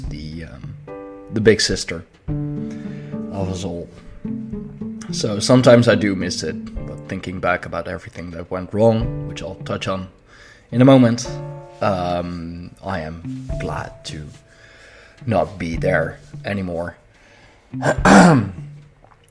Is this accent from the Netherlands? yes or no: yes; Netherlands; I am from the Netherlands